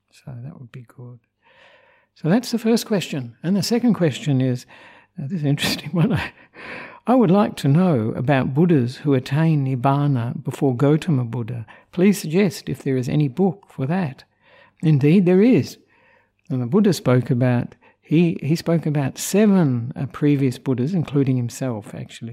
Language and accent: English; Australia; moved away as an adult; also born or lived in Sri Lanka; I'm an Australian monk who ordained with Ajahn Brahm 23 years ago, and but have been living in Sri Lanka for 14 of those years